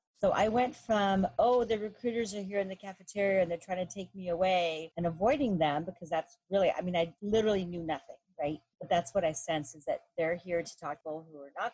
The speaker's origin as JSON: {"language": "English", "region": "Texas", "country": "United States", "tie": "born or raised there", "said": "I am the daughter of Mexican immigrants, so that we had no history of serving since my parents pretty much just arrived from Mexico and I was born in Texas"}